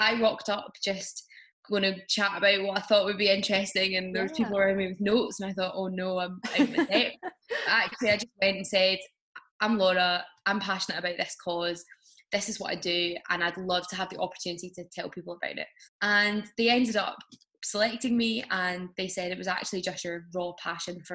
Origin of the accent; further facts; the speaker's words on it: Glasgow, Scotland, United Kingdom; also born or lived in Edinburgh; Even though I'm from Glasgow, I wasn't living there at the time.